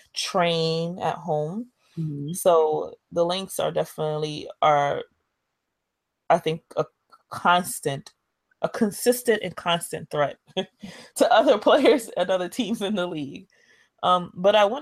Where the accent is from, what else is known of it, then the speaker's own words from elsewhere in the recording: New York, United States; I'm a New Yorker